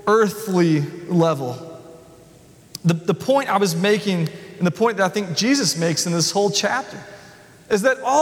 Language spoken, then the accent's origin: English; the South, United States; I thought I was from the South